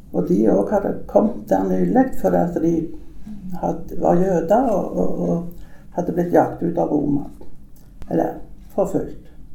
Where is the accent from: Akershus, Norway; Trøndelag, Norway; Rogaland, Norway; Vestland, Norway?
Rogaland, Norway; Sola; also born or lived in Nærbø; now in Tananger, Norway; jeg er født på Grannes i Sola, sånn at, men jeg har bodd i mange år på Nærbø. Men kom her til Tananger for 28 år siden.